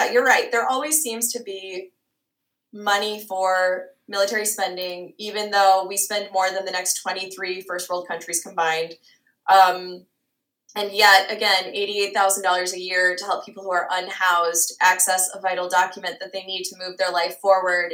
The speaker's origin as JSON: {"language": "English", "region": "Minnesota", "country": "United States", "tie": "born or raised there", "moved": "yes", "lives_now": "South Dakota, United States", "said": "I grew up in Minnesota. I was born and raised in Minnesota and my family still calls Minnesota home"}